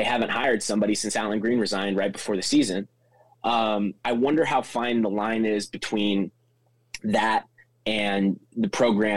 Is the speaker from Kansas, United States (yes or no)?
yes; Kansas, United States; moved away as an adult; also born or lived in Missouri / Little Rock, Arkansas; now in Auburn, United States; I'm from Kansas originally, went to school at Missouri